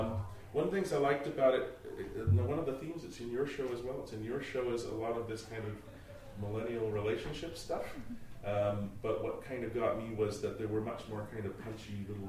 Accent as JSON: {"language": "English", "region": "Scotland", "country": "United Kingdom", "moved": "yes", "said": "I'm Scottish"}